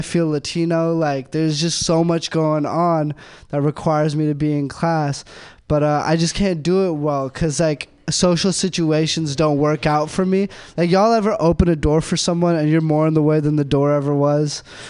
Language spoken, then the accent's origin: English; India; I'm Indian. So that means I'm good with computers.